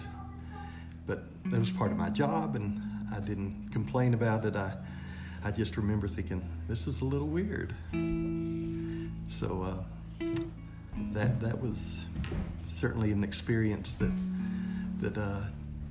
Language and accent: English; Odessa, Texas, United States; Growing up in Odessa as a kid